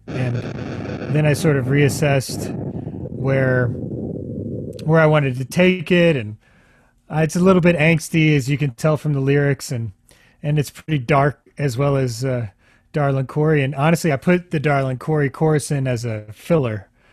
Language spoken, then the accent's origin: English; Houston, Texas, United States; I grew up in Houston and grew up uh, on the Gulf Coast a lot